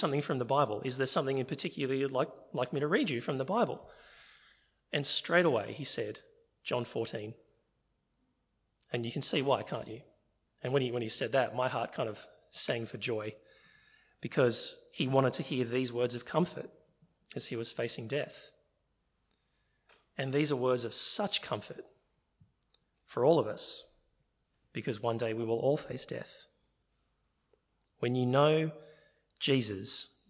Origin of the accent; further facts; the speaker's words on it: Sydney, New South Wales, Australia; I'm from Sydney.